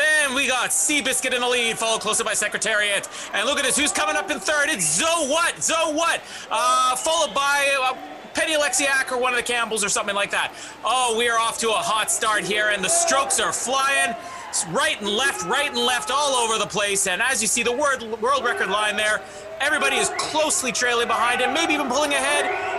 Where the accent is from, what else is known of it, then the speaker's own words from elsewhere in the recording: Canada; that's what you're looking for as a Canadian.